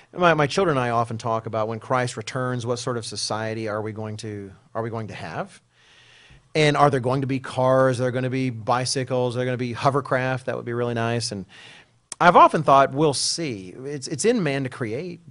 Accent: Texas, United States; speaking as an American and a Texan

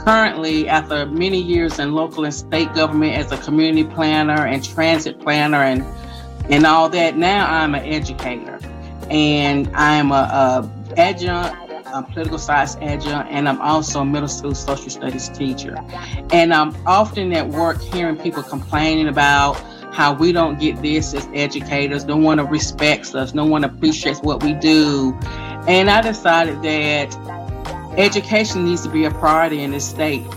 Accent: Fayetteville, North Carolina, United States; also born or lived in Hope Mills, North Carolina; I grew up in Fayetteville and I've lived in, in Hope Mills for over 28 years.

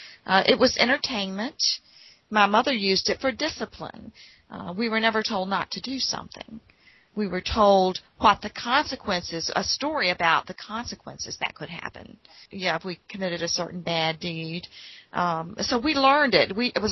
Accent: Appalachia, United States; moved away; I came from the Appalachian Mountains to Portsmouth, Virginia, the city, and those city slickers used to laugh at us every time we talked.

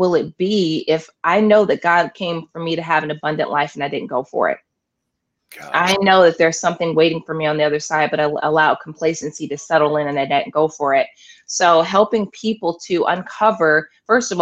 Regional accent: Omaha, Nebraska, United States; also born or lived in Tupelo, Mississippi; Originally I was born in Tupelo, Mississippi, but I've been in Nebraska since I was 7 years old

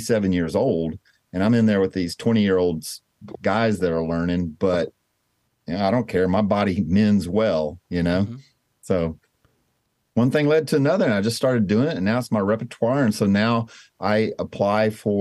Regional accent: Louisiana, United States; I was raised in Louisiana

